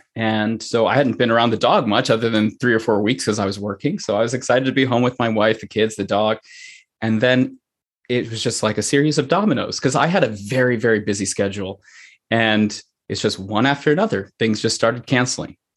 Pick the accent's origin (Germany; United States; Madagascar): United States; Pennsylvania; also born or lived in Sri Lanka (parents); now in Saline, Michigan, United States; I was born in the United States, in Pennsylvania.